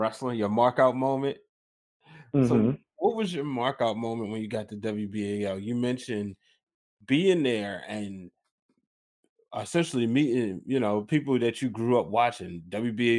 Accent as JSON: {"language": "English", "town": "Baltimore", "region": "Maryland", "country": "United States", "said": "I'm from Baltimore"}